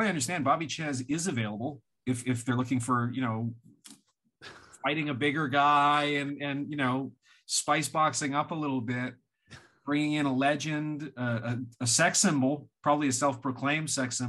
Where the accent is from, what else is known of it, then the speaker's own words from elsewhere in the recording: West Coast, United States; I'm from the West Coast